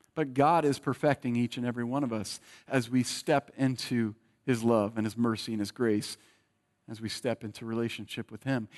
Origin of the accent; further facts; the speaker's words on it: Bay Area, California, United States; moved away; I was born in the Bay Area